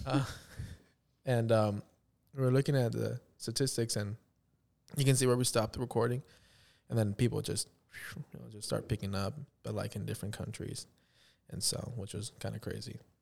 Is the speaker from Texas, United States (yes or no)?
yes; near Corpus Christi, Texas, United States; moved away as an adult; now in Kansas City, United States; when they first built the McDonald's in my hometown